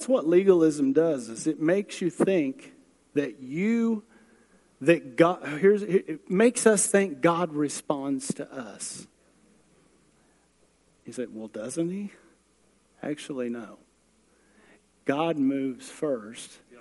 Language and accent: English; United States; I'm a hick from Manford